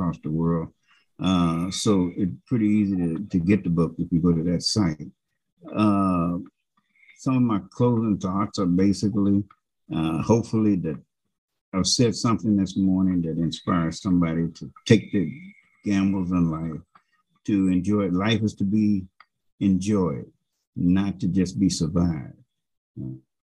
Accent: United States; I'm an American

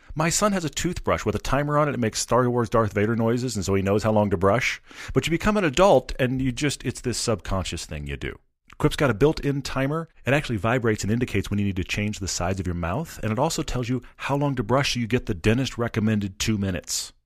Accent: Texas, United States; I'm from Texas

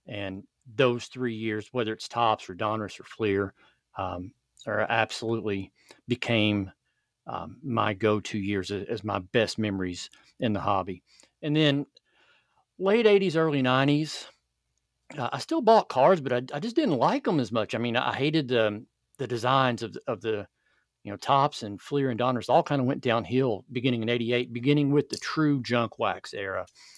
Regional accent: Kentucky, United States; I grew up in Central Kentucky in the 80s. Tobacco was still king.

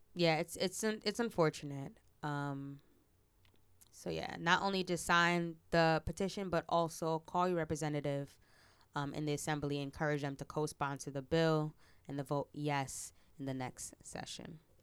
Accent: Teaneck, New Jersey, United States

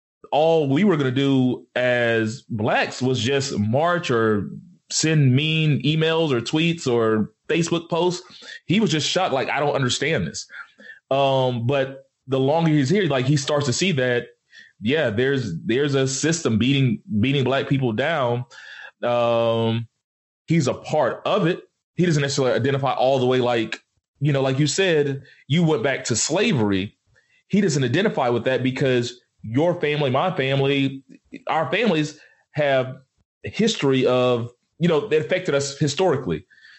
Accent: Nigeria; now in United States; We're just saying, no, I'm Nigerian. I'm a Nigerian American, you know, and I don't identify, like, my family's still in Nigeria.

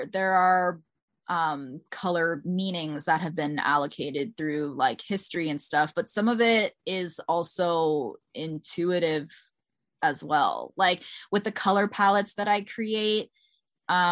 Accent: Bethesda, Maryland, United States; I grew up in Bethesda, Maryland, like right outside of DC

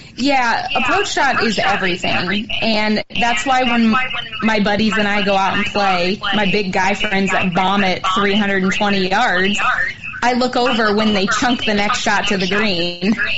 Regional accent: California, United States; moved away as an adult; now in Phoenix, United States; I am from California, California, and I went to Pepperdine, Pepperdine for college

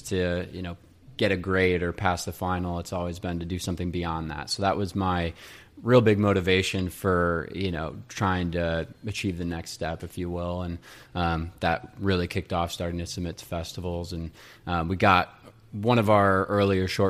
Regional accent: Crown Point, Indiana, United States; moved away as an adult; also born or lived in Boston; now in Chicago, United States; really grew up in Crown Point

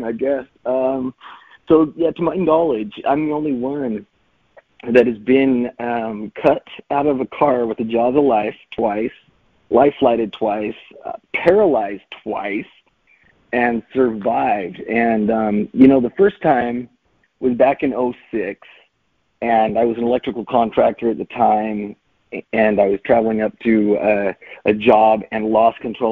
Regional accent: Utah, United States; born and raised in Utah

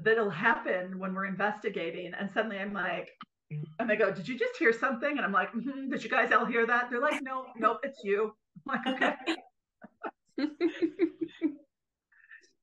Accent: Green Bay, Wisconsin, United States; I'm from Green Bay originally.

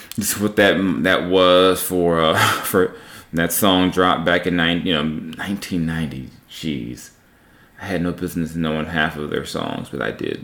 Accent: Southern California, United States; I was a kid growing up in Southern California at that time

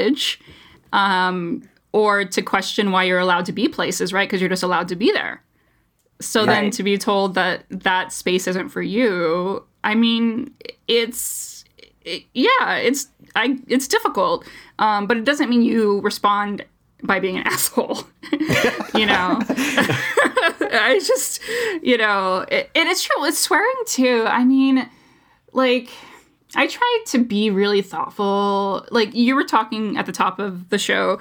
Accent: United States; as an American through and through

